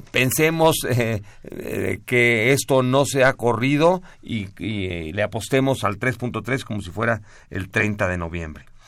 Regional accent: Mexico; somos mexicanos, guadalupanos

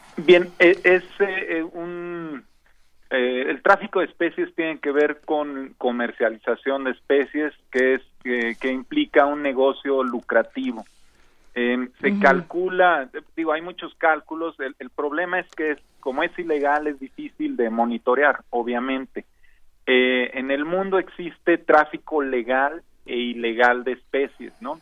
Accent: Mexico; como mexicanos

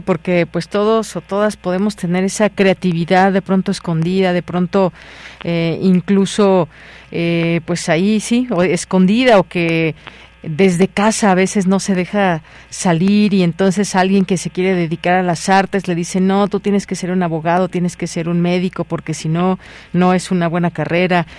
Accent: Mexico

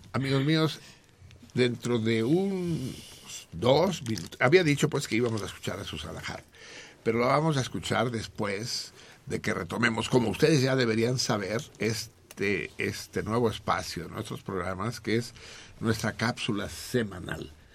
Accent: Mexico; los mexicanos

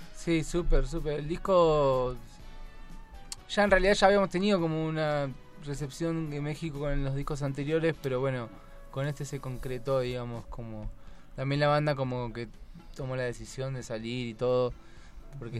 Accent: Buenos Aires / La Plata, Argentina; Somos de Buenos Aires, de La Plata y de Buenos Aires Capital

